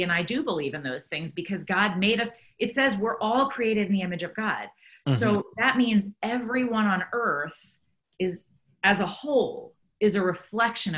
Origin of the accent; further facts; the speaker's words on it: United States; my Christianity is really irrelevant to the fact that I'm American